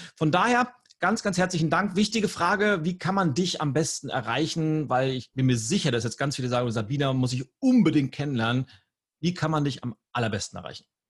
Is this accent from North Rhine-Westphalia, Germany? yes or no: no; Lübeck, Schleswig-Holstein, Germany; meine Heimatstadt Lübeck